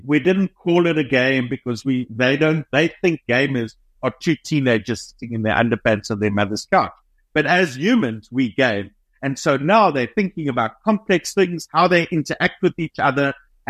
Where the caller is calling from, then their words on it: Cape Town, Western Cape, South Africa; So we're based in Cape Town, South Africa.